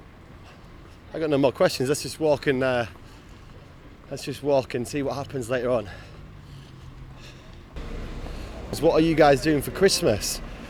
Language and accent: English; Yorkshire and the Humber, United Kingdom; moved away; I'm from Yorkshire too.